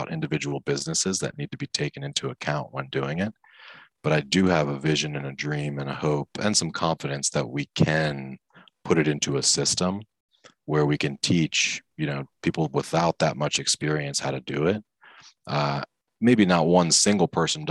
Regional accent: Maryland, United States; I grew up in Maryland

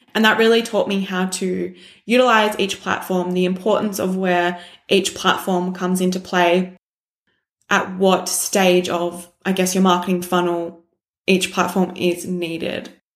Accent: Shepparton, Victoria, Australia; I grew up in Shepparton

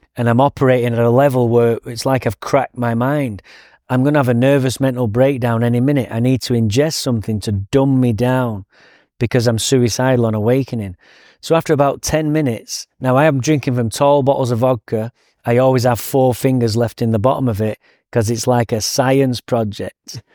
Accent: England, United Kingdom; now in Santa Barbara, United States; Now I'm English

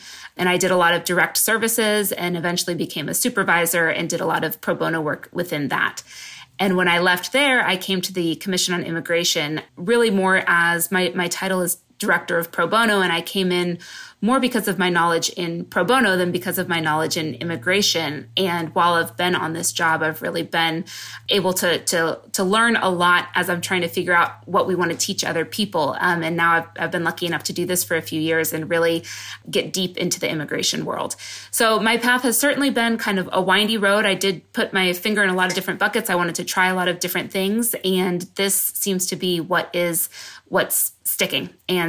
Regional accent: West Coast, United States; also born or lived in New York; now in San Diego, United States; I'm from the West Coast originally. And so I ended up moving to San Diego.

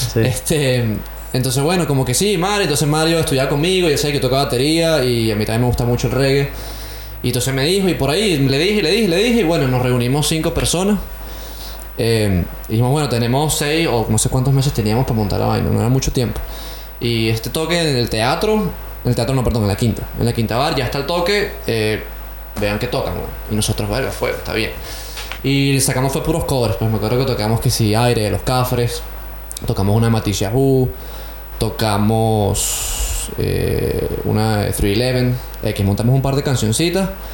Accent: Caracas, Capital District, Venezuela; moved away as an adult; also born or lived in Canada; now in Australia; yo soy de Caracas

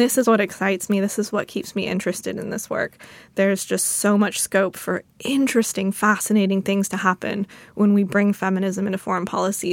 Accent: United States; I'm an American

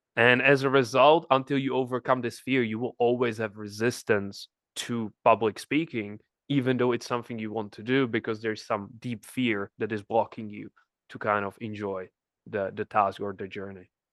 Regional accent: Czechia; moved away; I'm from the Czech Republic, nobody's in, in my family entrepreneur

